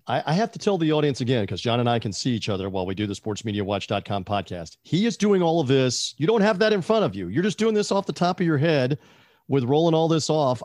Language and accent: English; United States; We're an American